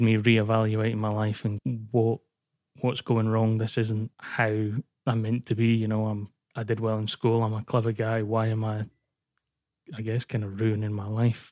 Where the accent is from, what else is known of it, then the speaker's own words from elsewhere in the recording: Scotland, United Kingdom; moved away; also born or lived in Wales / Glasgow; I moved back up to Scotland 'cause I'm originally from Scotland and then we moved down to Wales and I kinda made my way home back up.